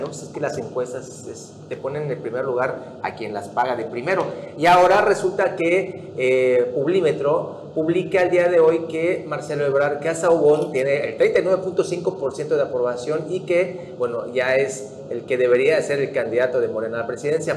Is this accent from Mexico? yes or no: yes; Mexico; nos volvemos locos como mexicanos